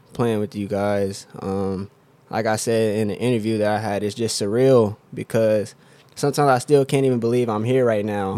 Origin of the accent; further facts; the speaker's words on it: Oklahoma City, Oklahoma, United States; I'm from Oklahoma City, Oklahoma. Uh, I've lived there my whole life.